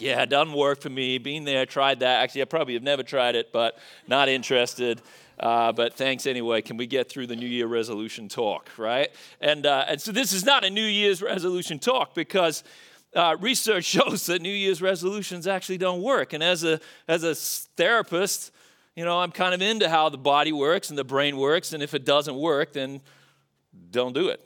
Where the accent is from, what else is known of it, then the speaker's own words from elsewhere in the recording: Australia; moved away; as an Australian